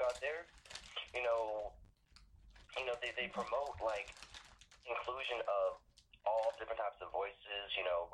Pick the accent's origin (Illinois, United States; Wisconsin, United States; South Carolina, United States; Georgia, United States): South Carolina, United States; Johns Island; accent: Geechee; I'm from John's Island, South Carolina